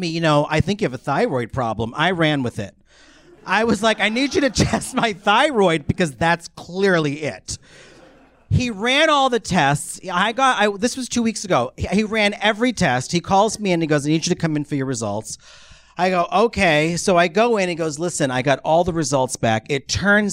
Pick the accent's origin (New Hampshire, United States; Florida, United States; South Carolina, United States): New Hampshire, United States; I grew up in New Hampshire, the whitest state in the nation